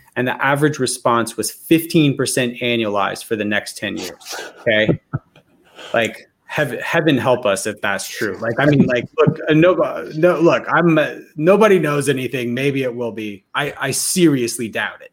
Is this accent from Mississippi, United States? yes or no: no; Alabama, United States; I'm from Alabama